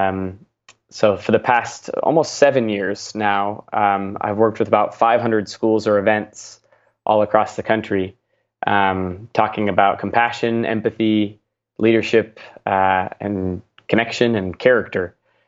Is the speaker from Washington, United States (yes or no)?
yes; Seattle, Washington, United States; Yeah, I grew up in the Seattle, Washington area